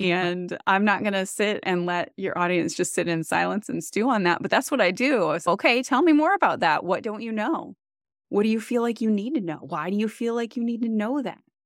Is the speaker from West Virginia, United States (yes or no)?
no; Wisconsin, United States; moved away as an adult; also born or lived in Boston; I am from Wisconsin